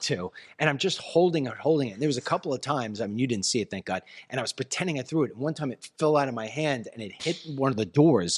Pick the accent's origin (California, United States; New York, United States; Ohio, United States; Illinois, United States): New York, United States; moved away; we're from New York